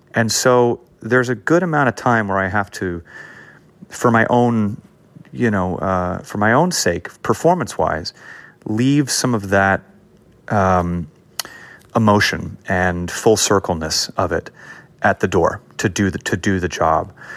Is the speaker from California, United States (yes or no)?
yes; Los Angeles, California, United States; I grew up in an area of L A called Hancock Park